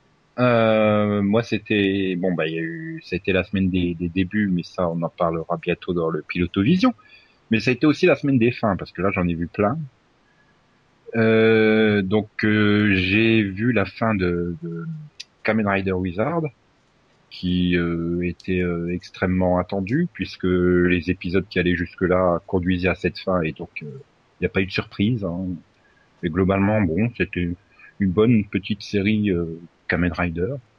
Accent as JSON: {"language": "French", "country": "France", "said": "je suis français"}